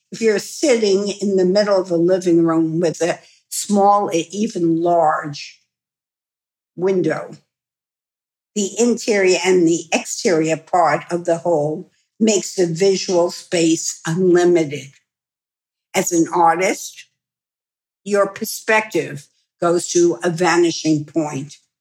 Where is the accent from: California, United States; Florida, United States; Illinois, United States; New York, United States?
New York, United States; I'm a New Yorker